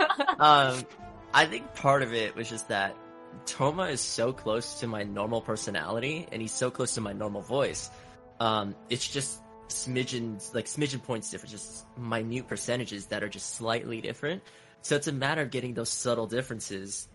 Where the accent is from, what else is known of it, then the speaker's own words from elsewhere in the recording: United States; I'm from the States. I barely speak Tagalog